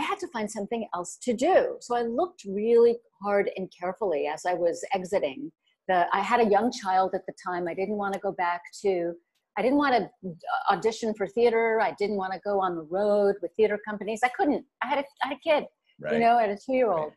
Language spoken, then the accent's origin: English; New York metropolitan area, United States; also born or lived in Kent, Ohio; I'm from the Metro New York area all my life